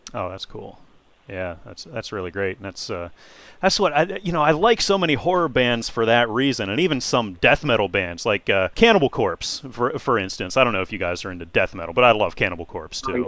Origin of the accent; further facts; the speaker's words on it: Pittsburgh, Pennsylvania, United States; now in Erie, United States; I'm in Erie right now, so I'm way up north, but uh, I've I've lived around Pittsburgh and stuff all of my life